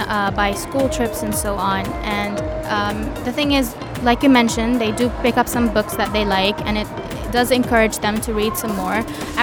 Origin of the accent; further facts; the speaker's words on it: Sharjah, United Arab Emirates; I grew up in Sharjah